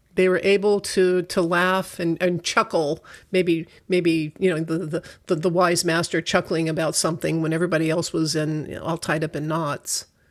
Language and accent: English; United States; I'm such an American, that's the only culture I know